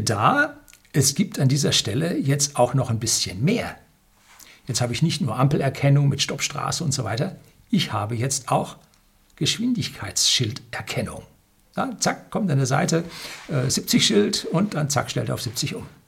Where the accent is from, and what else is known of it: Germany